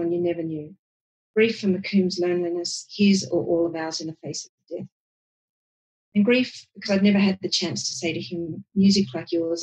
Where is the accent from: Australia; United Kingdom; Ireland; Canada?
Australia; Sydney, New South Wales; I grew up in Hunters Hill, which is the lower north shore of Sydney